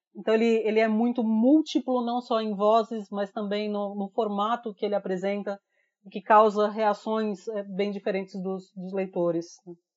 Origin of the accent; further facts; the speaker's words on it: Brazil; como brasileiro